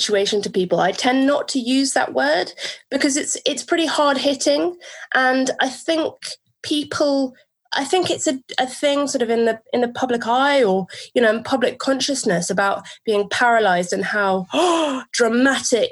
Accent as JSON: {"language": "English", "region": "London", "country": "United Kingdom", "tie": "born or raised there", "said": "I grew up in London."}